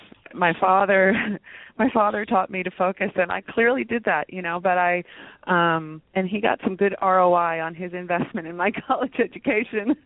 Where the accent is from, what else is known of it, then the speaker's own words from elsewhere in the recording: West Virginia, United States; I was born in West Virginia, of all places